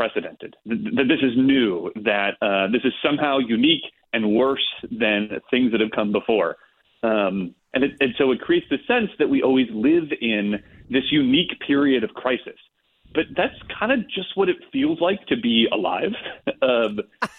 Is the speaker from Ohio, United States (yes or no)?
yes; Monroeville, Ohio, United States; moved away as an adult; I grew up in Monroeville, Ohio